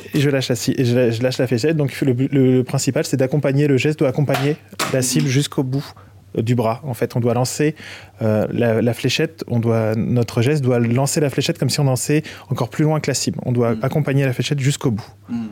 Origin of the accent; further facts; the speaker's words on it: France; je suis français.